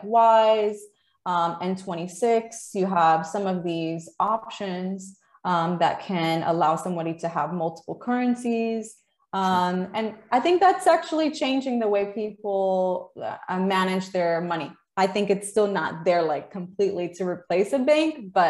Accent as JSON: {"language": "English", "country": "United States", "said": "as American"}